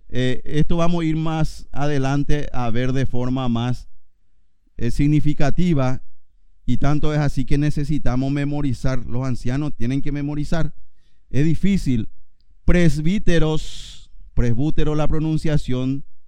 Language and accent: Spanish; Paraguay; Yo soy paraguayo y estoy acá.